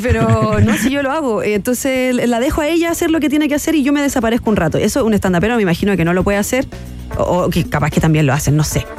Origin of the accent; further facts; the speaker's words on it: Concepción, Biobío, Chile; yo soy de Conce y bueno, todo parte que yo fui una niña de colegios particulares subvencionados. Eh, muy arribistas en Concepción.